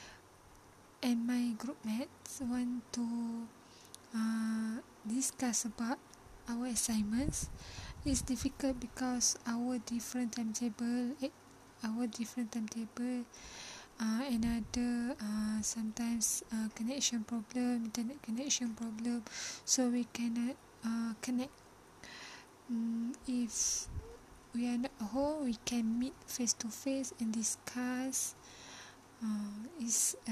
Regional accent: Malaysia; my hometown is in Felda area

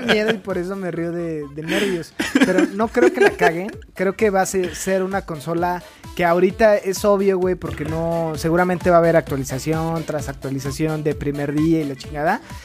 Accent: Mexico; como mexicanos

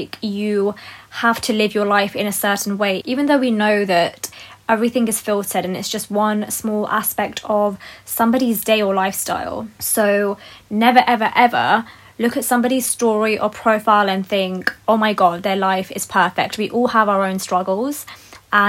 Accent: United Kingdom; I love that I'm a British Pakistani woman

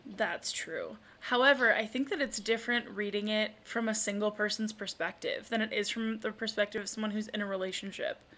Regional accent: Spooner, Wisconsin, United States; my my hometown

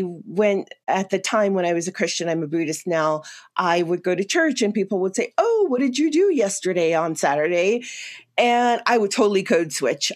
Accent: New York City, New York, United States; moved away as an adult; now in Colorado, United States; I'm originally from New York City, uh, born and raised in a little greenhouse in Queens, New York

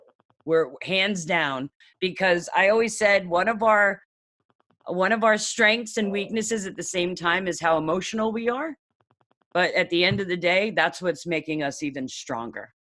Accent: New York, United States; moved away; But I'm from New York originally, and I live in Northern.

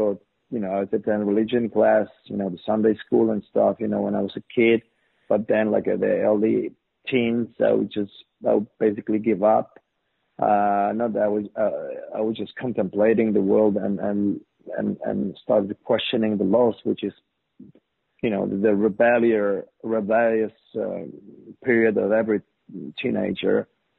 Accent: Poland; Well, I grew up in a very average family, two kids, I had an older brother. Born in '60s, I was born in '70s, late '70s, and we were raised in this communist regime.

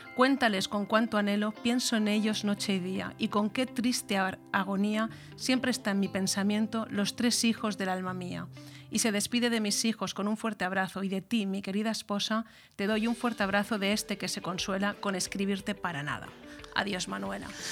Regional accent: Callosa, Valencian Community, Spain; formar parte de, una institución como el ayuntamiento de, de mi pueblo, de Callosa

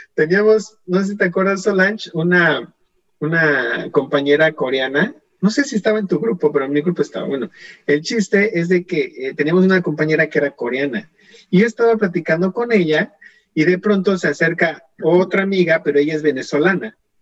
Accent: Mexico; now in Canada; soy mexicano

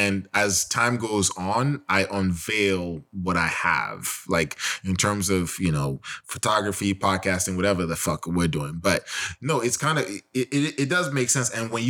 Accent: United States; also born or lived in Nigeria; I come from America.

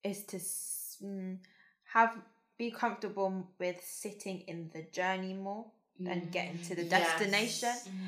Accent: United Kingdom; Then it's about being British

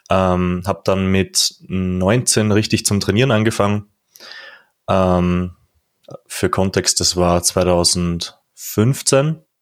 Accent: Upper Austria, Austria; Also ich komme, wie du sagtest, aus Oberösterreich natürlich.

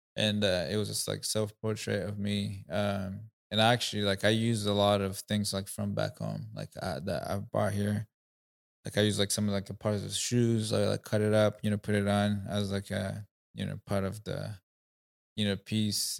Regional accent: Rwanda; first language Kinyarwanda; English is a second language; moved away as an adult; now in United States; I'm from Rwanda, East Africa. Um, I've been in the U S for now nine years.

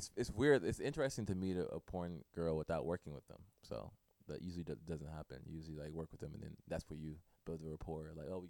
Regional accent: Inglewood, California, United States; I'm from Inglewood, California. Cool. Born and raised.

